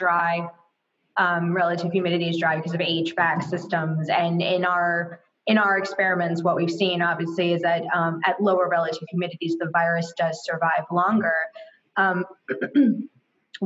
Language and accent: English; Florida, United States; I'm from Florida